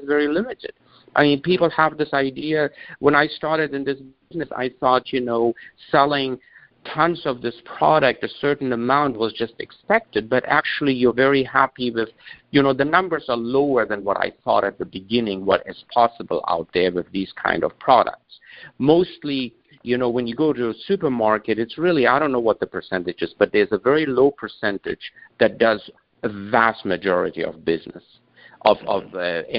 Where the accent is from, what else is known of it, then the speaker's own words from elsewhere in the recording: Germany; moved away; also born or lived in Afghanistan; in the 60s, my family moved to Germany, and I was, and then I grew up there